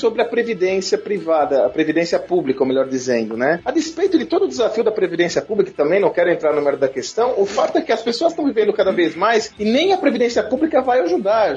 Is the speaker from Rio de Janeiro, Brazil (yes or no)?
no; Santos, São Paulo, Brazil; Eu sou de Santos, minha família é de Santos